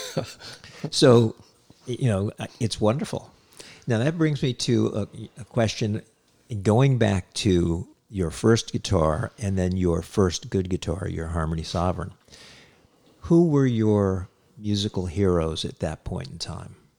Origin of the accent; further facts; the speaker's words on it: Hyannis, Massachusetts, United States; I grew up in Cape Cod, Massachusetts, in Hyannis